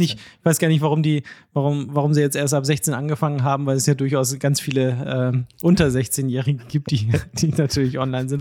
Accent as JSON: {"language": "German", "area": "Wildeshausen Geest near Oldenburg", "region": "Lower Saxony", "country": "Germany", "said": "ich komme aus dem Norden der Republik, ne? Okay. Mhm. Äh, es ist ja hier Wildeshauser Geest und so, hier ist Oldenburg, Bremen ganz in der Nähe"}